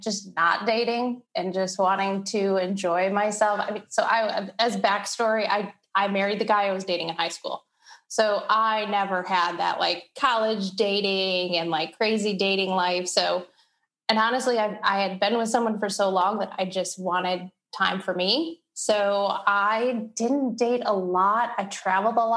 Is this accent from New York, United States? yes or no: no; Kalamazoo, Michigan, United States; moved away as an adult; now in Chicago, United States; I'm from Michigan originally. I grew up in Kalamazoo, Michigan.